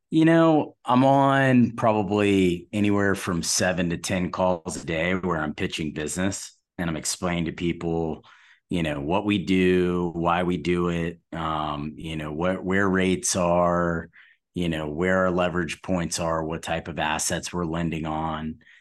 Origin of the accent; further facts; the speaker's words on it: Atlanta, Georgia, United States; I'm from Atlanta